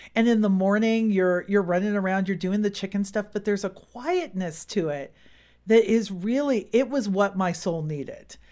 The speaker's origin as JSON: {"language": "English", "area": "Silicon Valley", "region": "California", "country": "United States", "tie": "born or raised there", "moved": "as an adult", "said": "we really didn't grow up with seasons. We're from Silicon Valley"}